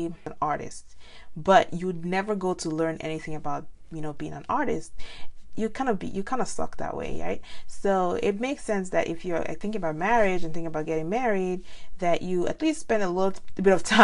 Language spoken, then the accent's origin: English; Nigeria; now in United States; being Nigerian